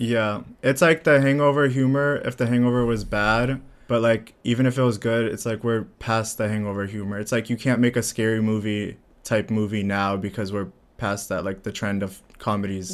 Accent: Bulgaria; now in United States; I'm from Bulgaria

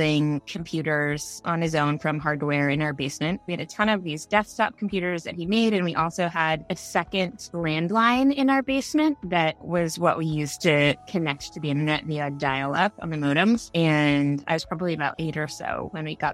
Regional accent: Derby, Kansas, United States; I was born and raised in Kansas near a city called Wichita, and the town I'm from is called Derby

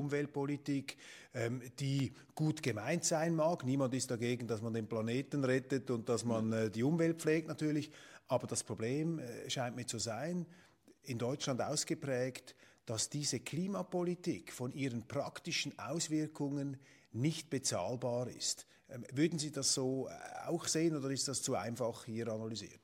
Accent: Switzerland; als Schweizer

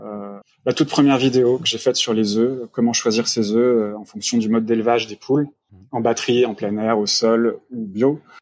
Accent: France; nous on trouve en tant que Français

